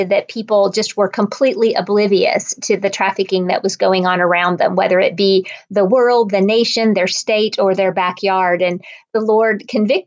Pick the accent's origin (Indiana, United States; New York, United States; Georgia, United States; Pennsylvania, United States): Indiana, United States; Northwest; moved away as an adult; also born or lived in Ohio; now in Atlanta, United States; I grew up in Northwest Indiana, a Midwestern girl